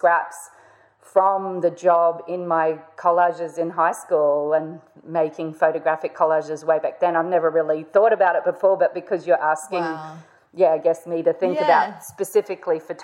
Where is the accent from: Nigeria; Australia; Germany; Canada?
Australia; North Queensland; I grew up in North Queensland